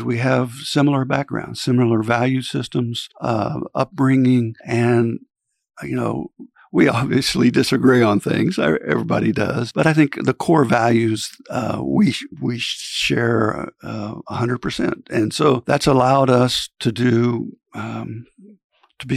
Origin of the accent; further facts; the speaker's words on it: Fort Scott, Kansas, United States; now in Manhattan, United States; I grew up in Fort Scott, Kansas